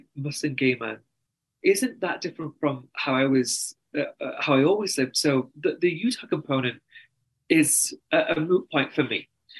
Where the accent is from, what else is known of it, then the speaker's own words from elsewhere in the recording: United Kingdom; accent: very strong English accent; moved away as an adult; also born or lived in New York, United States; now in Salt Lake City, United States; I'm brown and I'm British